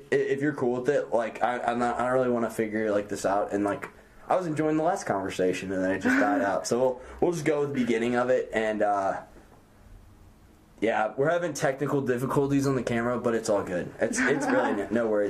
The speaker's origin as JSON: {"language": "English", "country": "United States", "said": "being an American"}